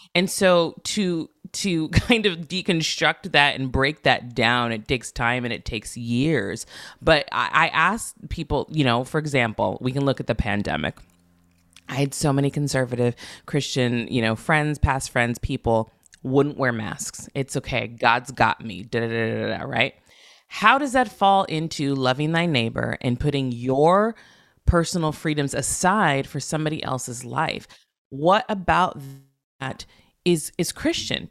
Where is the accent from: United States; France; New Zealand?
United States; Santa Barbara, California; moved away as an adult; also born or lived in Los Angeles / New York; I was born and raised in Santa Barbara